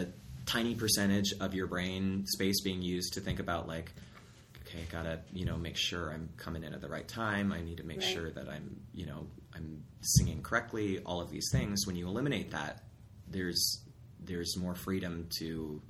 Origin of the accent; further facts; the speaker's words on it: Black Diamond, Washington, United States; also born or lived in Ithaca, New York; now in Seattle, United States; I grew up in Black Diamond, Washington